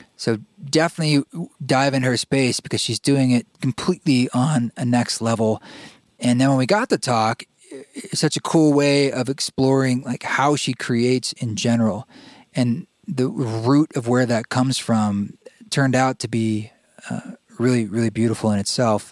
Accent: Pacific Northwest, United States; I grew up in the Pacific Northwest

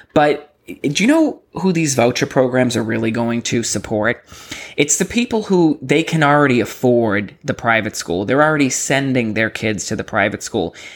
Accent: Massachusetts, United States; moved away as an adult; now in Texas, United States; I come from Massachusetts

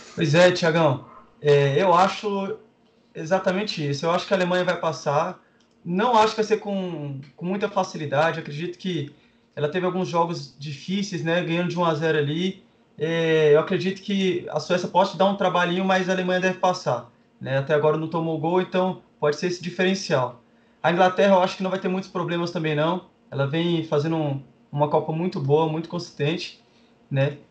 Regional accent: Brasília, Federal District, Brazil; eu sou de Brasília

